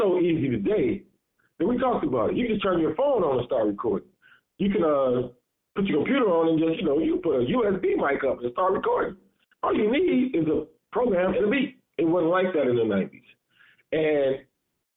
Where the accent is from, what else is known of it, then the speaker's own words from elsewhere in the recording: Chicago, Illinois, United States; also born or lived in Woodlawn, Chicago; I grew up in Englewood